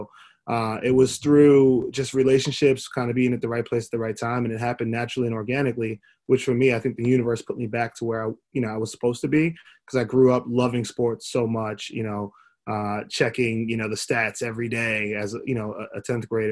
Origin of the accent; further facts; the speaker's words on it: New York, United States; also born or lived in Miami; growing up in New York, playing basketball at a high level